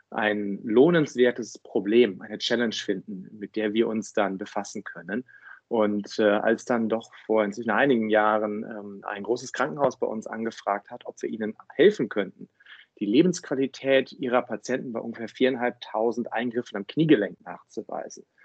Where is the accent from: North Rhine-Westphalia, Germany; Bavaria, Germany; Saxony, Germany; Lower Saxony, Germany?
North Rhine-Westphalia, Germany; Cologne; now in Berlin, Germany; war der Kickoff, um damals für mich aus äh, Köln dann auch nach Berlin zu ziehen. Bei aller Liebe zu meiner Heimatstadt.